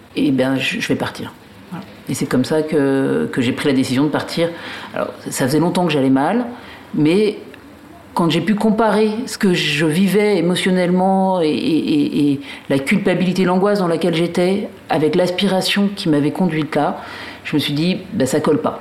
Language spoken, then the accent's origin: French; Paris, Île-de-France, France; also born or lived in Alsace; now in Brittany, France; Moi, je suis une Parisienne, enfin, d'origine alsacienne, mais euh, j'habitais à Paris.